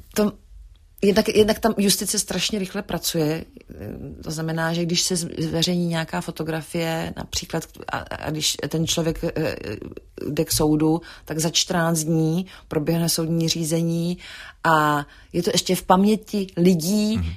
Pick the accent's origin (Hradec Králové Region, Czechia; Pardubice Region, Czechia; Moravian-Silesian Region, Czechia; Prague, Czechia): Prague, Czechia; moved away as an adult; also born or lived in Paris, France; jsme z Prahy, z Československa